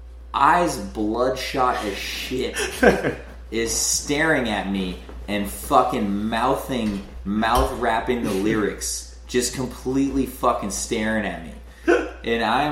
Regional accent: Kennebunk, Maine, United States; moved away; also born or lived in New Hampshire / New York City; Born in fucking New Hampshire, raised in Maine.

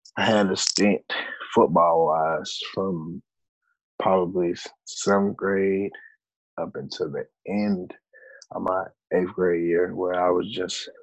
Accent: Spartanburg, South Carolina, United States; moved away; also born or lived in Virginia; I'm from Spartanburg, South Carolina. I went to Dorman High School, started playing football around age, six or seven

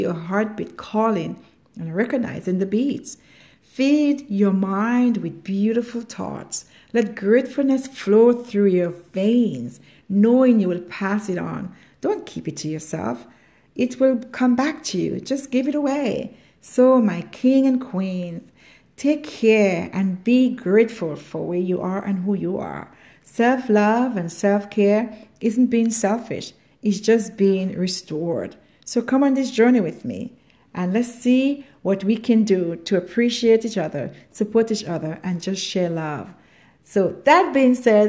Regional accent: Grenada; I come from Grenada, a small island in the Caribbean, also known as the Island of Spies

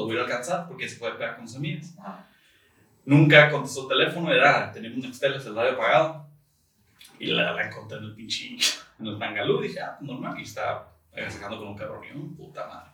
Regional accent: Tijuana, Baja California, Mexico; moved away as an adult; now in San Diego, United States; nací? en San Diego, eh, crecí en Tijuana, en playas de Tijuana

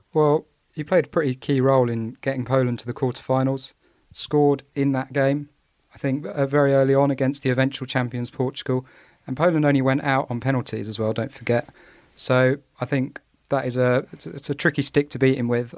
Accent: England, United Kingdom; I'm an Englishman football fan. I've been reared on no-nonsense defence

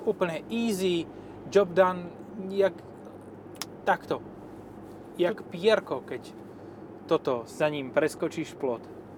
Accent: eastern Slovakia, Slovakia; ja mám u nás, u nás na východe haciendu, hej.

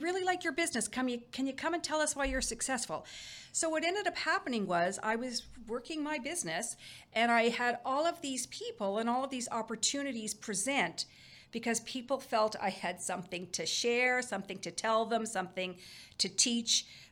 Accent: Cornwall, Ontario, Canada; moved away as an adult; also born or lived in Windsor, Canada / Alberta, Canada / Brockville, Canada; I'm originally from Eastern Ontario. I grew up in Cornwall, big family

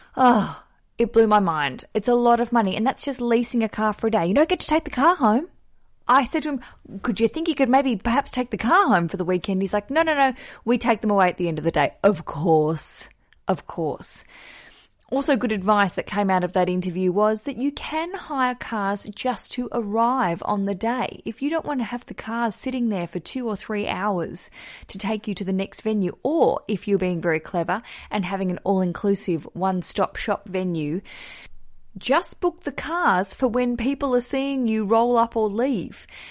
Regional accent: Tasmania, Australia; moved away; also born or lived in Melbourne; I grew up in Tasmania

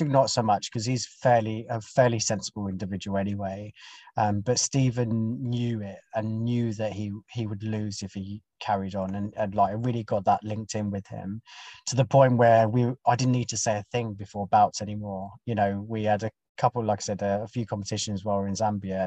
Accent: United Kingdom; I'm British as well

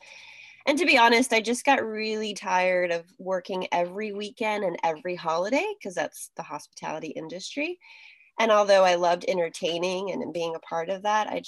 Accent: Miami, Florida, United States; moved away as an adult; now in North Carolina, United States; I'm originally from Miami, Florida. But the irony is I was actually born in North Carolina, but didn't live here very long. I went straight down to Miami where my family is from. So I grew up in the big city

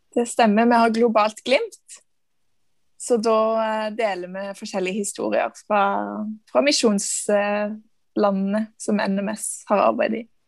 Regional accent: Stavanger, Rogaland, Norway; Jeg er fra Stavanger.

